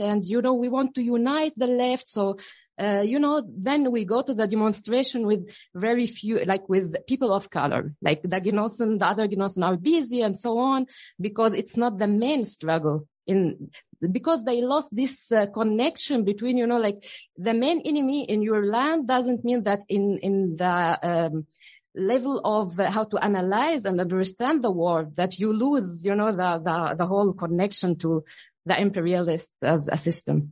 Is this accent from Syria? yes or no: yes; Syria; moved away as an adult; now in Germany; I, I come from Syria. I've been here in Germany since eight years